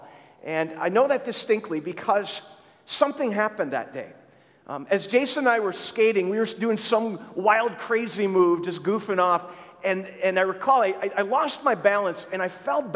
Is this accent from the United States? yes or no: yes; Lester Prairie, Minnesota, United States; moved away; I grew up in Minnesota